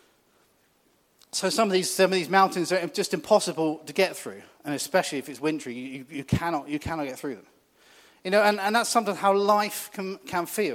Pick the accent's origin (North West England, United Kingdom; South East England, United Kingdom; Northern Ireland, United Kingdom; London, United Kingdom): South East England, United Kingdom; New Forest; I grew up in the New Forest. Lived there kind of all my life